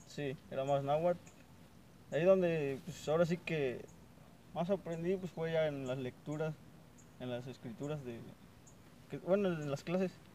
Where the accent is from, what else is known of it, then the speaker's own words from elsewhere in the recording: Mexico; vengo de, de la comunidad de Xochimilco y tengo veintisiete años